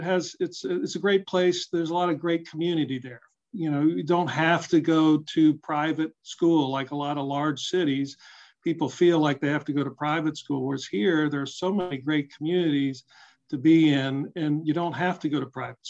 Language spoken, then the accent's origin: English; Worthington, Ohio, United States; also born or lived in Boston / Chicago; I grew up here in Central Ohio. So I grew up in Worthington